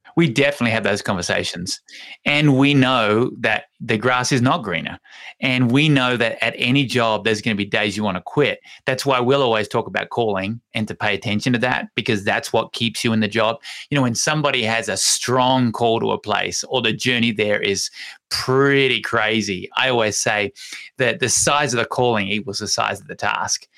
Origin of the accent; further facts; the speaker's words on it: Hobart, Tasmania, Australia; now in Longmont, United States; Mount Wellington is my hometown, so it's called Hobart